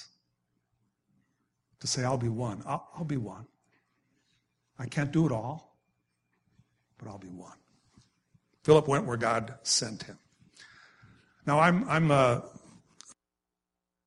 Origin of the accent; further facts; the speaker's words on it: Wisconsin, United States; I grew up in Wisconsin, so I grew up with being a Packer fan